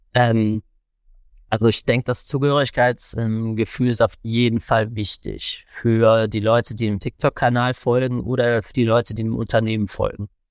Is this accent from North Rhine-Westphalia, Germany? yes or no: yes; Cologne, North Rhine-Westphalia, Germany; ich bin ja aus Köln